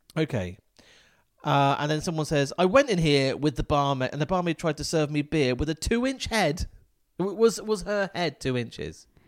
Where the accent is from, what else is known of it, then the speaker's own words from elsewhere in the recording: Falmouth, South West England, United Kingdom; Falmouth is my hometown